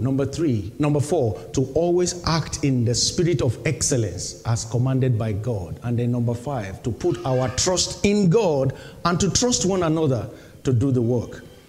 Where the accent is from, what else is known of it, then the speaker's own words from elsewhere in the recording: Nigeria; moved away as an adult; Nigeria, my home country